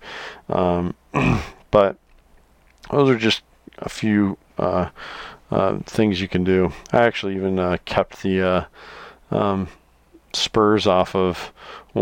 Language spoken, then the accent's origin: English; Iowa, United States; I love my home state here in Iowa.